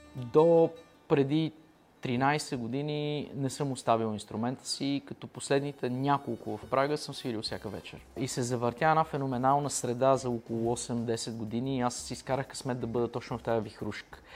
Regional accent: Pazardzhik, Pazardzhik Province, Bulgaria; Веднага след казармата се прибрах в Пазарджик

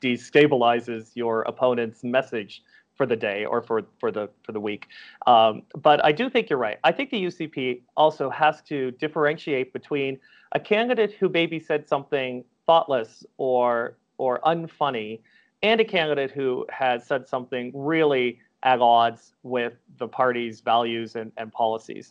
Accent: Calgary, Alberta, Canada; my hometown of Calgary

